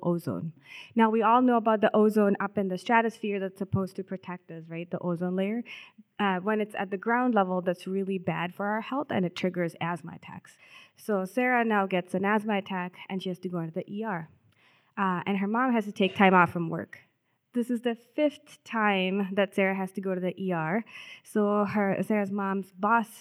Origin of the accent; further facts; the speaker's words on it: South India, India; moved away as an adult; now in Minnesota, United States; I grew up in South India